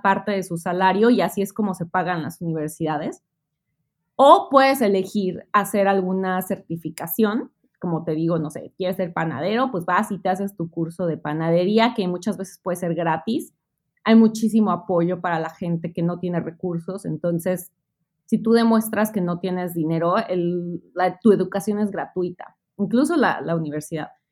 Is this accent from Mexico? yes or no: yes; Mexico City, Mexico; moved away as an adult; now in Melbourne, Australia; yo soy mexicana del Distrito Federal, extinto Distrito Federal, ahora Ciudad de México